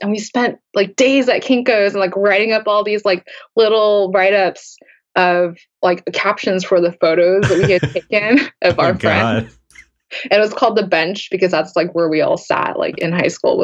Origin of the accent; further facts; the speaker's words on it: Southern California, United States; growing up in Southern California